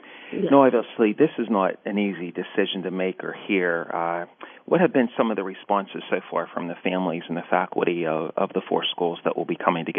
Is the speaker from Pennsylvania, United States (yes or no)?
yes; Pittsburgh, Pennsylvania, United States; I grew up in the Carrick-Overbrook section of the city of Pittsburgh, and my parents live in Whitehall, and I have a sister that still lives in the Carrick neighborhood of the city of Pittsburgh.